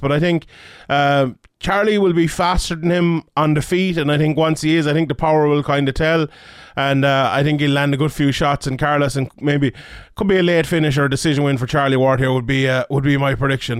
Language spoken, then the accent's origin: English; Ireland; I'm Irish